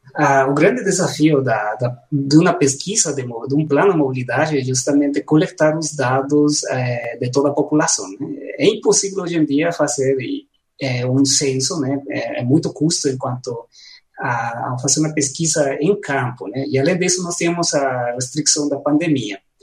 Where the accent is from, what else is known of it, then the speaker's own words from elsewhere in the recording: La Paz, Bolivia; Portuguese is a second language; now in Goiânia, Brazil; na minha cidade natal, em La Paz